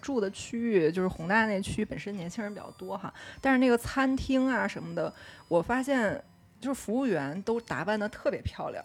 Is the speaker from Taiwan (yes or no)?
no; China; 我是中国人